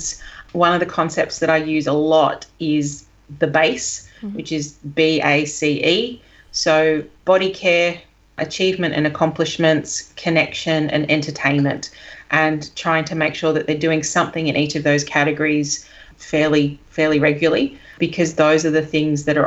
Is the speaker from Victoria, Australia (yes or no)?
no; Sydney, New South Wales, Australia; moved away; I'm from Sydney originally